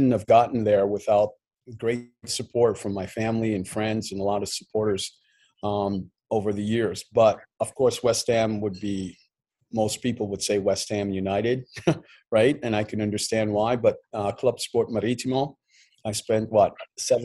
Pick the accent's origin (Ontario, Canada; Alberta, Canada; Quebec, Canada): Quebec, Canada; Montreal; also born or lived in Plaisance, Guyana; when we migrated to Montreal, Canada, I was 9. And I obviously growing up in Montreal